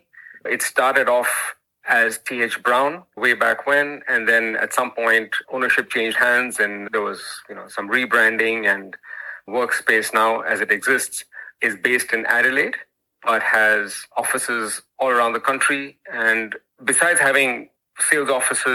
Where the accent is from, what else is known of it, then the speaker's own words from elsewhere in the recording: India; moved away as an adult; also born or lived in United States; now in Australia; I grew up in India as a poor academic student